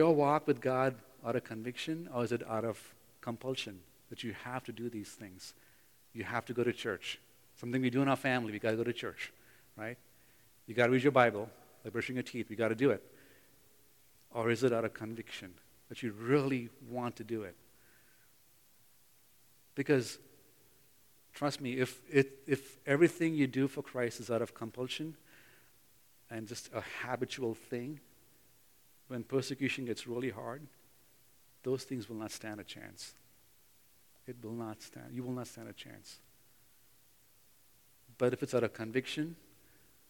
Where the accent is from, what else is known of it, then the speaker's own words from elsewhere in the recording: Bangalore, Karnataka, India; moved away; in Bangalore, in my hometown where I grew up.